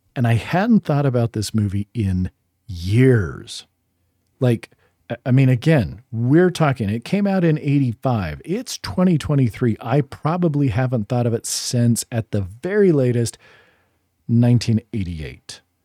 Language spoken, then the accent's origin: English; Utah, United States; moved away; also born or lived in Boston, Massachusetts; I'm from Utah, but I feel like Boston is my hometown, like big city, way more than I identify with Salt Lake after living out in New England